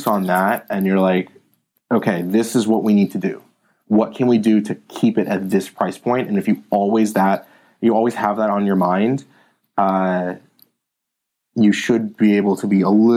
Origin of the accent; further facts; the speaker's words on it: Palo Alto, California, United States; I grew up in Palo Alto, born and raised in Palo Alto.